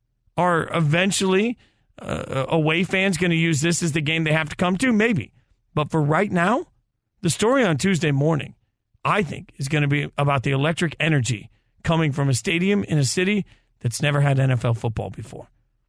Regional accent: Las Vegas, Nevada, United States; I'm from Vegas.

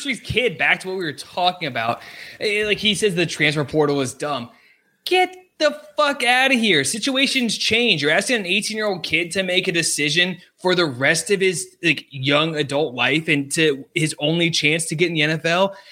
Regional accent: Loudoun County, Virginia, United States; I am from Loudoun County, Virginia

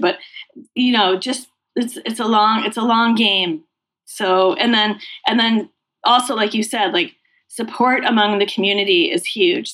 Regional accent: Massachusetts, United States; I grew up in Massachusetts.

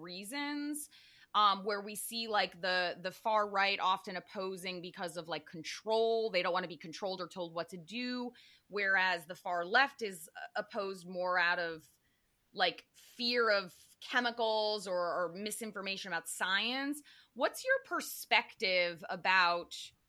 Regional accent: Connecticut, United States; I grew up in Connecticut

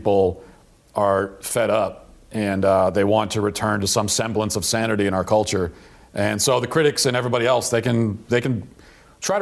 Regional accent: Baltimore area, Maryland, United States; I'm from Maryland and originally, and from the kind of the Baltimore area

